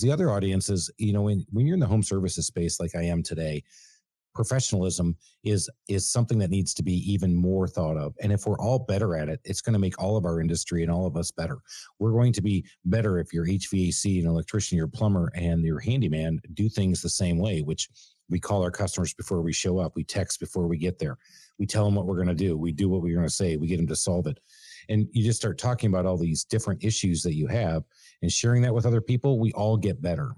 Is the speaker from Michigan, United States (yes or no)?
yes; Michigan, United States; now in Atlanta, United States; born and raised in Michigan